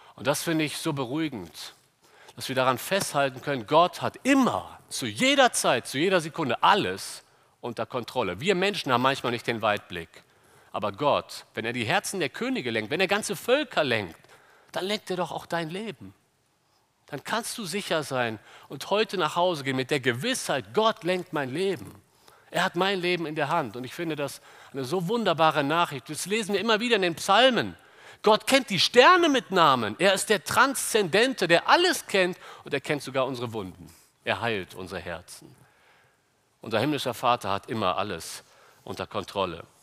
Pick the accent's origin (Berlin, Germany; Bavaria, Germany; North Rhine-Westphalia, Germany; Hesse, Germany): North Rhine-Westphalia, Germany; Cologne; wir Kölner